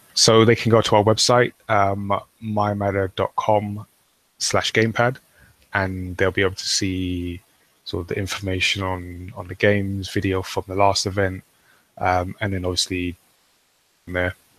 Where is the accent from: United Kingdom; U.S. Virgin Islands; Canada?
United Kingdom; I'm British. We're British, and we make manga.